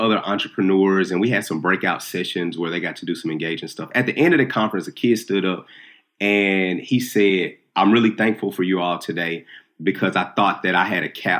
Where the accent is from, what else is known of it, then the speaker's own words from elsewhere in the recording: Nashville, Tennessee, United States; I'm from North Nashville. I didn't grow up with a lot of money at all